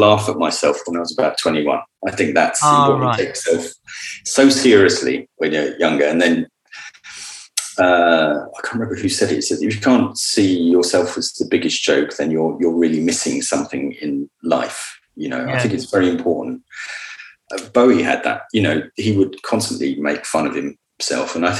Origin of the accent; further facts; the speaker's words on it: Luton, East of England, United Kingdom; I was born in Luton.